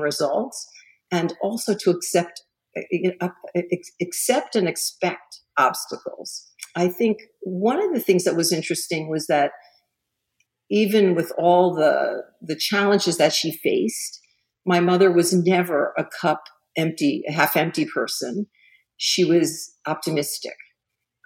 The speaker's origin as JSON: {"language": "English", "town": "Miami", "region": "Florida", "country": "United States", "tie": "born or raised there", "said": "I grew up in Miami"}